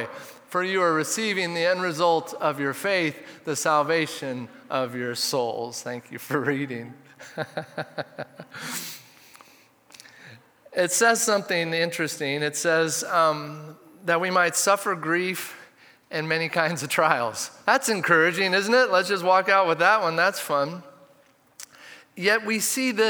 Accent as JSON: {"language": "English", "town": "Redmond", "region": "Oregon", "country": "United States", "tie": "born or raised there", "said": "I grew up in Redmond, so we'd take this bike trip to Smith Rocks."}